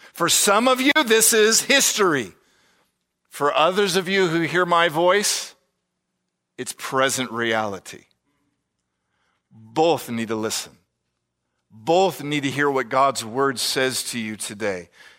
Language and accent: English; California, United States; born there; I was born in California.